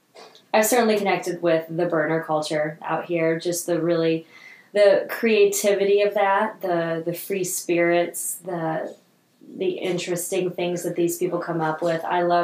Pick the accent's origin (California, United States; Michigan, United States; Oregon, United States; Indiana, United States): Indiana, United States; Princeton; moved away as an adult; now in San Francisco, United States; I'm from Indiana. Okay. Very small town.